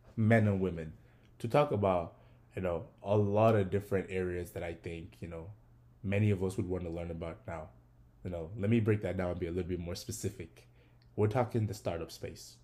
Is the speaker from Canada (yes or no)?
no; Ogun State, Nigeria; now in United States; I was also born and raised in Nigeria. I am from Ogun State